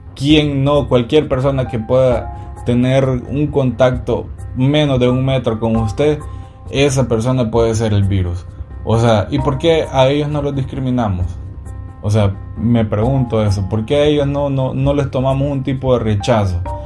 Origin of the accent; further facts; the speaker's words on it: El Salvador; mi país, que es El Salvador